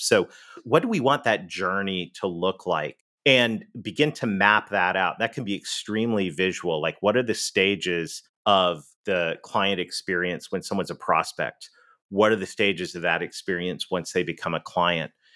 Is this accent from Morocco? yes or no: no; Canada; accent: Canadian; moved away; I'm Canadian. You may have heard that in the accent